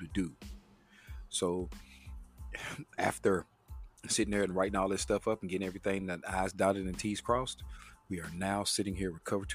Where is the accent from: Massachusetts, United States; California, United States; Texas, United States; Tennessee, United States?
Tennessee, United States; Chattanooga; one of my buddies I grew up with around the Chattanooga area